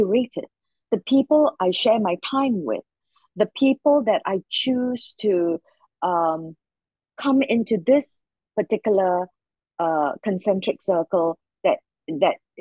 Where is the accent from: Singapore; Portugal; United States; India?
Singapore; Because I come from Singapore and it's a tiny little country